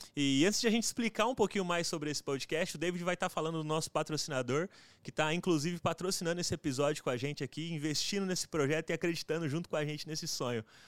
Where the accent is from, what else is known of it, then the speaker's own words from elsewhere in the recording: José Bonifácio, São Paulo, Brazil; na minha cidade, que eu sou lá de José Bonifácio, é interiorzão